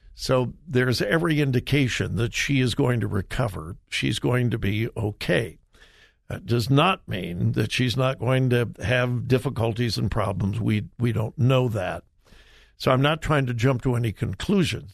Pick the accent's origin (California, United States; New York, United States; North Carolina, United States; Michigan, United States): California, United States; Los Angeles; I grew up in the suburbs of L.A.